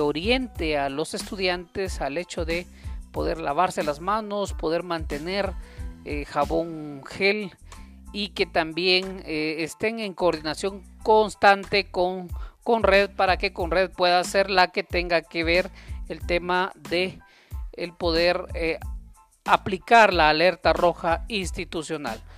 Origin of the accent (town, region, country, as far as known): Guatemala